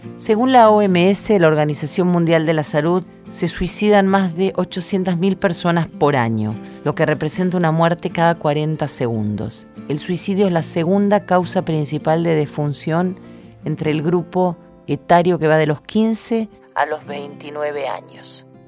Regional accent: Rosario, Santa Fe, Argentina; moved away; cuando regreso a Rosario, mi ciudad natal

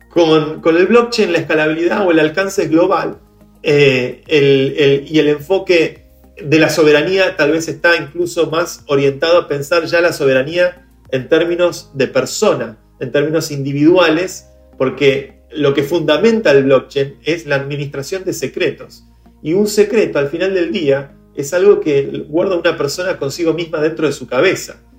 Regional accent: Venezuela; now in Argentina; yo me fui de Venezuela con todos mis ahorros escondidos en una clave en mi cabeza y ahora estoy en Argentina este, y puedo vivir acá

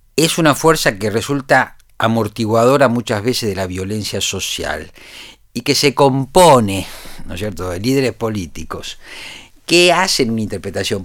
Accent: Argentina

